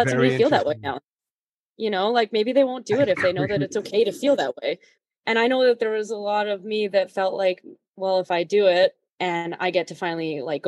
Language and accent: English; Prince George, British Columbia, Canada; moved away; also born or lived in Edmonton; I grew up in Prince George, BC.